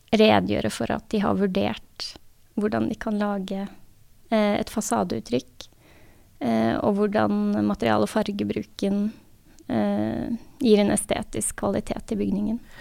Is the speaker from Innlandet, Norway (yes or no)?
no; Sandvika, Akershus, Norway; also born or lived in Oslo / Asker; Jeg er født i Oslo og vokste opp delvis i Sandvika og delvis i Asker